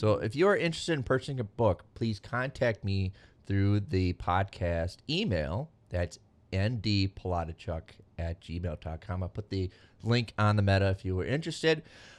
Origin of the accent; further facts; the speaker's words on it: Venezuela; I'm from Venezuela.